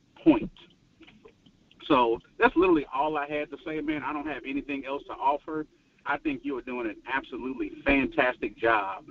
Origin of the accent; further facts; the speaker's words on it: Natchitoches, Louisiana, United States; I'm from Natchitoches. I'm about an hour away from Shreveport. You know, that's where I'm from